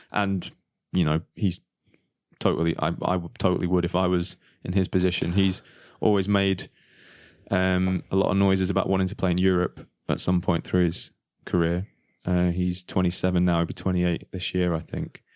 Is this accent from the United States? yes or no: no; England, United Kingdom; moved away; we're all from England